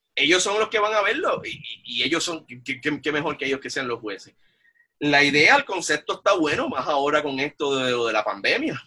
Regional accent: Bayamón, Puerto Rico; moved away; yo soy original de Bayamón

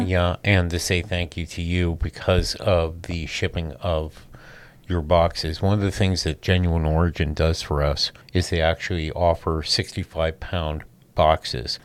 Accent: San Francisco, California, United States; I'm from San Francisco.

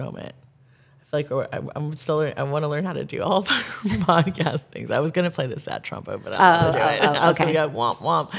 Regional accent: Ohio, United States; I'm from Ohio

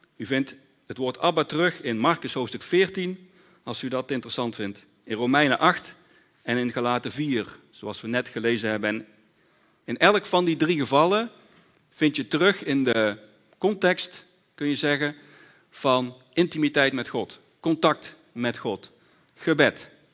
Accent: Netherlands

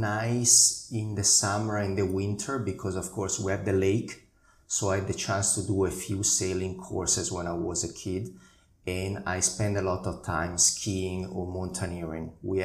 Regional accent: Lecco, Lombardy, Italy; moved away; So originally I'm from Italy. The northern part of Italy, very close to Milan. So north of Milan, roughly half an hour north, there is a lake called Lake Como, and I come from that area on the branch, Lecco's branch, which is the other main town on the lake.

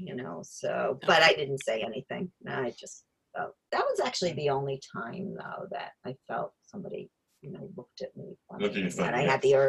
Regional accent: New York area, New Jersey, United States; moved away; I'm from New Jersey, New York area

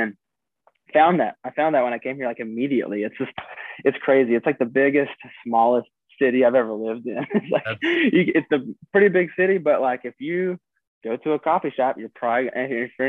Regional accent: North Carolina, United States; moved away as an adult; now in Nashville, United States; I've been in Nashville right under 5 years and I'm from North Carolina.

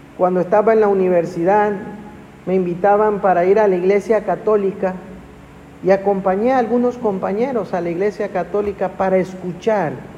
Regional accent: Ciudad del Carmen, Campeche, Mexico; Yo crecí de, pequeño en Ciudad del Carmen

